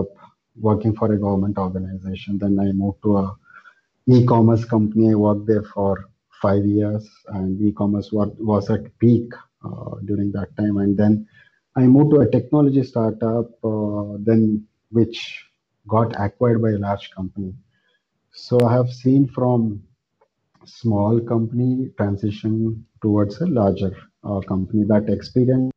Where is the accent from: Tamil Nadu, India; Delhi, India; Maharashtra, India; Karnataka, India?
Karnataka, India; Mysore; now in Bangalore, India; I am from Mysore, India, a small town in India. And right now I am based out of Bangalore